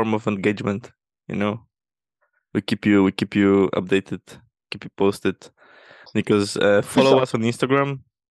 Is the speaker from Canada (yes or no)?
no; Poland; accent: Polish; English is a second language; moved away